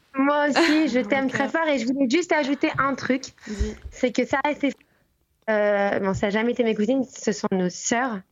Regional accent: Martinique; now in Tel Aviv, Israel; on a grandi en Martinique

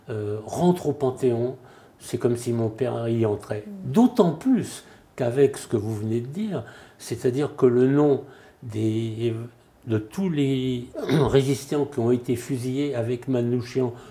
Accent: France; Je suis français

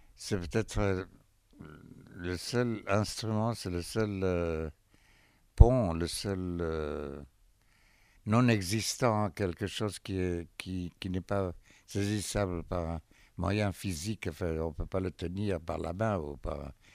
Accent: Haifa, Haifa District, Israel; moved away; Haïfa, euh, c'est ma ville natale

